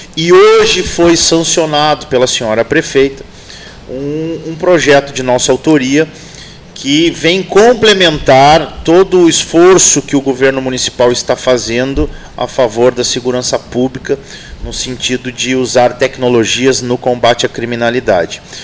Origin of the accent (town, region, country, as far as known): Pelotas, Rio Grande do Sul, Brazil; born or raised there; also born or lived in Santa Maria